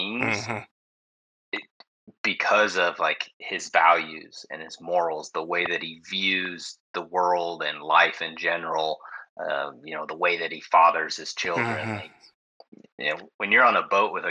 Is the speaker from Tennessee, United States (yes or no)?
no; West Coast, still lives in Idaho, United States; I'm from the West Coast. I live in the Pacific Northwest